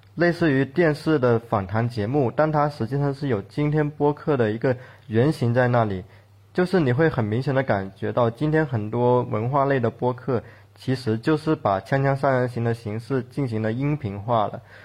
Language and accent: Chinese; Guangdong, China; accent: Guangdong accent; moved away as an adult; 大家听我的口音应该也能听出来，我其实是一个广东人，我对自己的口音还蛮不自信的